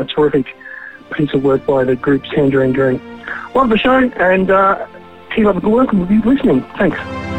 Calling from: Melbourne, Victoria, Australia; I'm from Melbourne, Australia, where at this time of the year, everything is either on fire or trying to kill you.

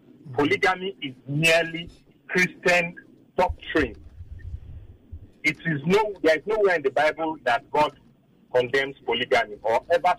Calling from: Abia, Nigeria; I'm calling from Abia.

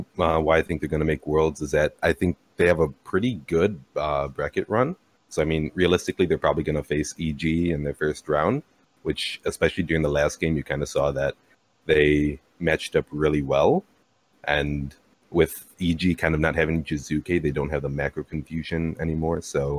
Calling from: Milwaukee, Wisconsin, United States; Calling from Milwaukee, Wisconsin.

